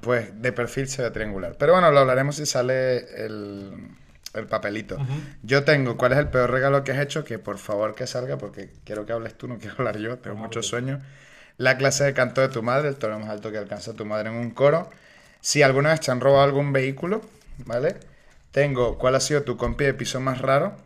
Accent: Venezuela; now in Spain; vengo de un lugar donde la libertad de expresión está cuartada

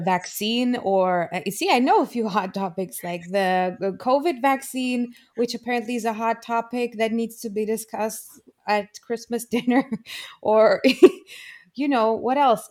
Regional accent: Romania; there was a huge difference for me growing up in Romania

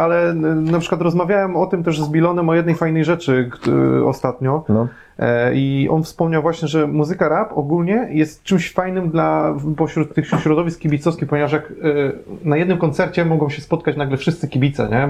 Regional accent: Łódź Voivodeship, Poland; pochodzę z Podłodzi, więc ja pamiętam Łódź

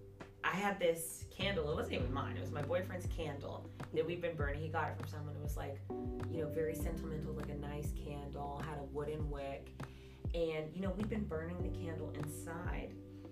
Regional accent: Jacksonville, Florida, United States; born and raised in Jacksonville

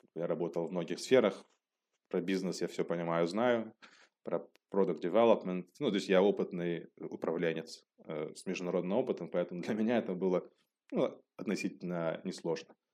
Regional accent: Elista, Kalmykia, Russia; moved away as an adult; also born or lived in Moscow, Russia / Düsseldorf, Germany; now in Germany; я родом из, из России, из города Элиста, это республика Калмыкия

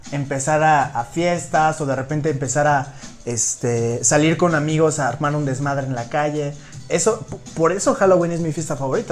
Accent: Mexico; como mexicanos

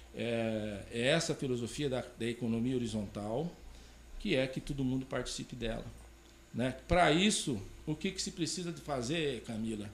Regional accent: Campo Mourão, Paraná, Brazil; also born or lived in São Paulo; now in Porto Alegre do Norte, Brazil; eu sou paranaense de natural de Campo Mourão

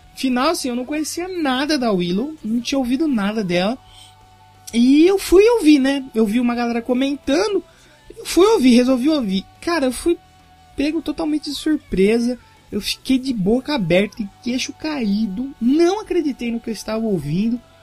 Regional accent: Brazil; eu sou brasileiro

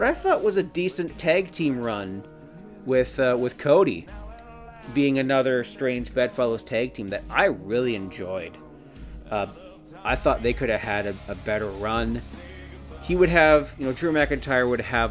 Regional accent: Canada; I'm Canadian.

